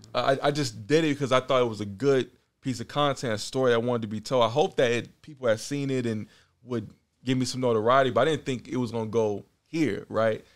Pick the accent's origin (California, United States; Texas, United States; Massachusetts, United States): California, United States; Oakland; moved away as an adult; also born or lived in Richmond, California / New York; now in Los Angeles, United States; Born and raised Oakland, California. Now I live in L A.